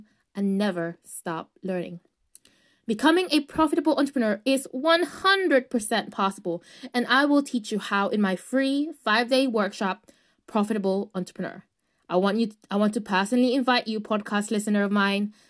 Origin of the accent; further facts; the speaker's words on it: United Kingdom; I am Filipino background, but I was raised in the UK